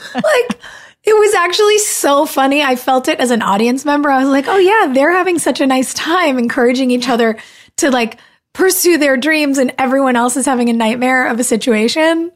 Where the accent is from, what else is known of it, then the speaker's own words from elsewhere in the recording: California, United States; moved away; I grew up in California